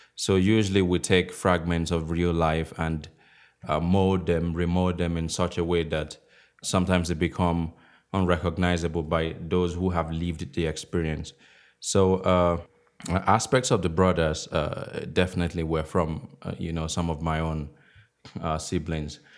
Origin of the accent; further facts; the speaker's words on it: Akure, Ondo, Nigeria; moved away; I grew up in the West where Yoruba is a, is a language